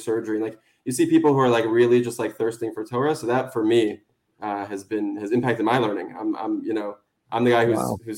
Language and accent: English; Teaneck, New Jersey, United States; moved away as an adult; now in Boca Raton, United States; I grew up in Teaneck.